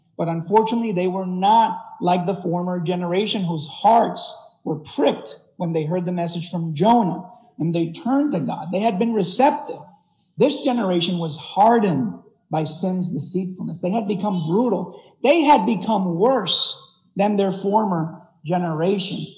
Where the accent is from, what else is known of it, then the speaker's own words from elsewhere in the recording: Puerto Rico; moved away; I was raised in Puerto Rico